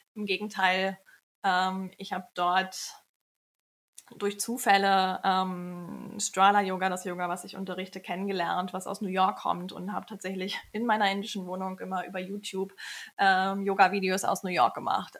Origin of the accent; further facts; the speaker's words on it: Kiel, Schleswig-Holstein, Germany; moved away as an adult; also born or lived in India; now in Hamburg, Germany; Ich bin aus Kiel, bin dort aufgewachsen, habe Pharmazie in Kiel studiert